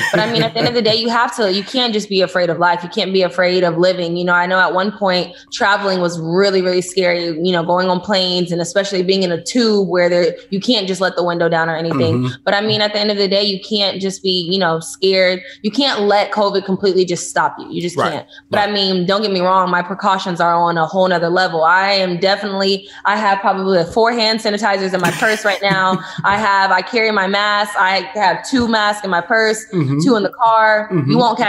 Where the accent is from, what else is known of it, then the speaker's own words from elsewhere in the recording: Houston, Texas, United States; now in Los Angeles, United States; I currently live in Los Angeles, California.